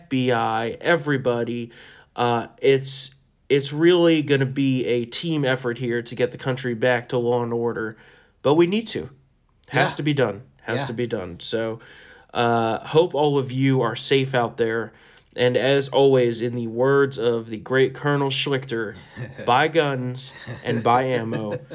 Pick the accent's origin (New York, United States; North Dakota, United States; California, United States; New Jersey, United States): New Jersey, United States; We're from New Jersey. We curse a f***ing lot.